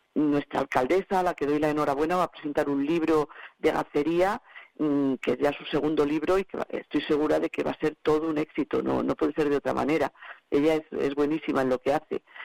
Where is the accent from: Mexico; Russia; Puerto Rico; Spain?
Spain; Cantalejo, Castile and León; sea mi pueblo